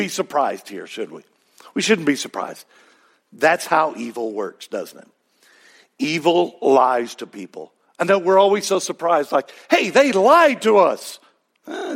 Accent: Texas, United States; accent: Texas; My Texas accent

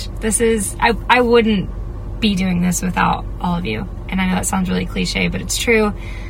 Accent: Arkansas, United States; now in Nashville, United States; representing my home state of Arkansas.

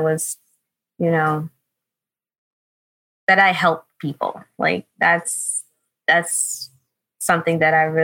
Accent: New York City, New York, United States; I'm New York born and raised. I was born in the Bronx, raised in the Bronx

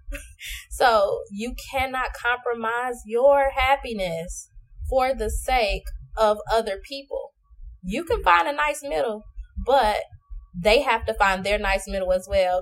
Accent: Chicago, Illinois, United States; also born or lived in Lafayette, Indiana; now in Dallas, United States; I I'm from Chicago, but I was in um, Lafayette, Indiana

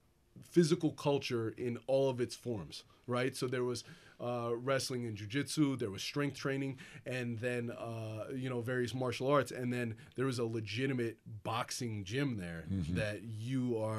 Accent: Atlantic City, New Jersey, United States; We're from originally from the Atlantic City area.

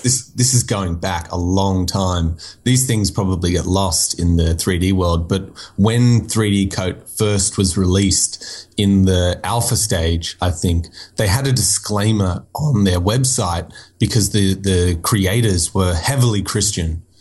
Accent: Nowra, New South Wales, Australia; also born or lived in Florida, United States; I was born in America, but I lived in like south of Sydney, uh, a few hours south for most of my teenage life

